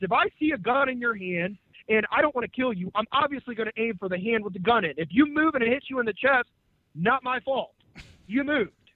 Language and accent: English; St. Louis, Missouri, United States; I am from St. Louis. I live here